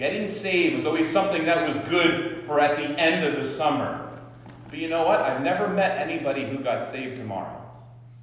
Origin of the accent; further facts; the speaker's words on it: Ridgewood, New Jersey, United States; I was born in Valley Hospital in Ridgewood